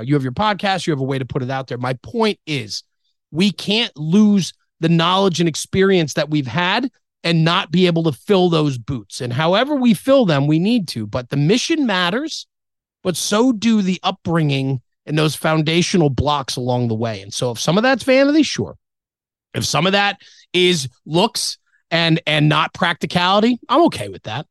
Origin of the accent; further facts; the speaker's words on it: Ridgewood, New Jersey, United States; I was born in Ridgewood, New Jersey